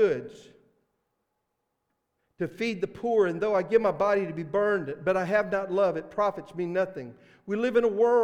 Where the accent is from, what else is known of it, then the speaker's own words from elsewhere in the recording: Mississippi, United States; accent: Mississippi; my Mississippi accent